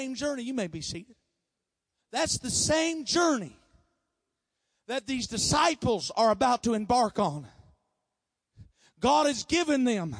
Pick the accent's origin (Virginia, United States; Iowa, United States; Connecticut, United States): Iowa, United States; I'm from Iowa